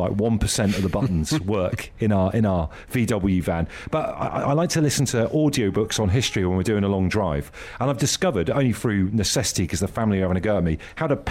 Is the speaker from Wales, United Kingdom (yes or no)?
no; Devon, South West England, United Kingdom; I grew up in Devon on the south coast